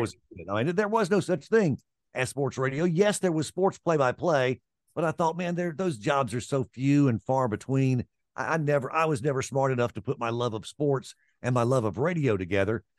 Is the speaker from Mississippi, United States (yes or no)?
yes; Vicksburg, Mississippi, United States; moved away; also born or lived in Atlanta; I grew up in Vicksburg, Mississippi